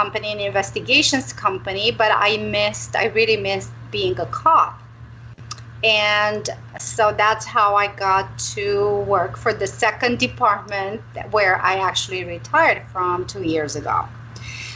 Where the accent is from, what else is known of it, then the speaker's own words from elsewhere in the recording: Romania; now in Arizona, United States; I'm originally from Romania